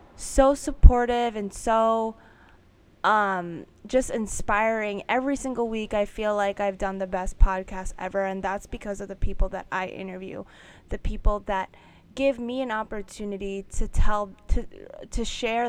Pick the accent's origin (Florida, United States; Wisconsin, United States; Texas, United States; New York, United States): New York, United States; I'm born and raised in New York